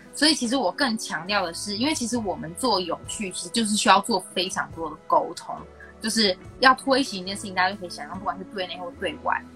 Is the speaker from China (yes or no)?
no; Taiwan; 从小在台湾写文章